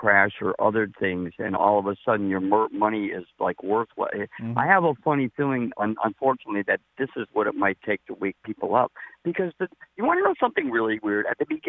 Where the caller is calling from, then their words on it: Springfield, United States; I'm calling from Springfield.